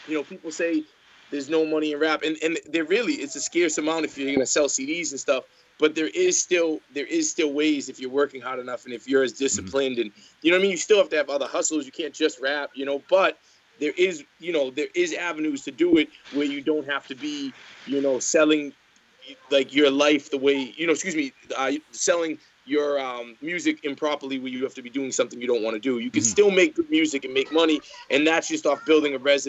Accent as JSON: {"language": "English", "town": "Boston", "region": "Massachusetts", "country": "United States", "said": "I'm from Boston, Massachusetts"}